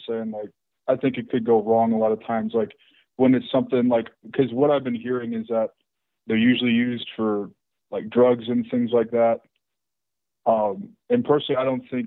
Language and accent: English; St. Louis, Missouri, United States; moved away; I'm originally from St. Louis